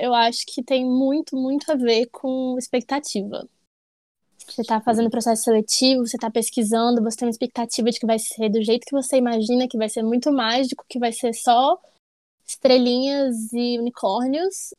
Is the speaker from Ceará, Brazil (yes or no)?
no; Brasília, Federal District, Brazil; eu sou de Brasília